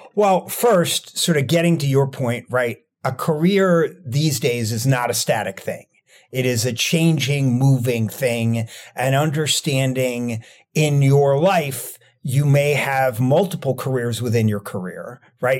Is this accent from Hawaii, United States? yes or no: no; Rockland County, New York, United States; moved away as an adult; now in Washington, D.C., United States; I grew up in Rockland County, New York